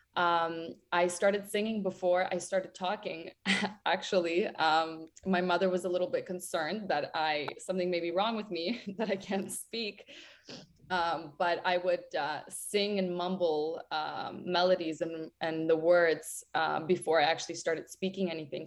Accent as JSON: {"language": "English", "area": "a village near Ternopil", "region": "Ternopil Oblast", "country": "Ukraine", "tie": "born or raised there", "also_born_or_lived": "Toronto", "moved": "yes", "said": "Growing up in Ukraine was absolutely amazing. I grew up in a village 24 kilometers away from Ternopil"}